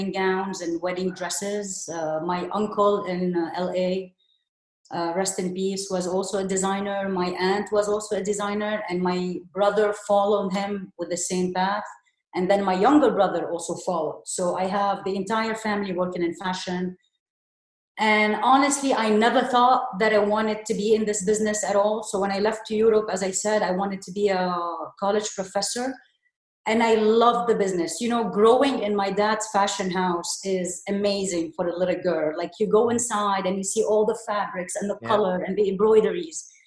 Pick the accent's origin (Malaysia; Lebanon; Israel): Lebanon; moved away as an adult; also born or lived in New York City; now in United States; I'm originally Lebanese. I moved to New York City to pursue my PhD.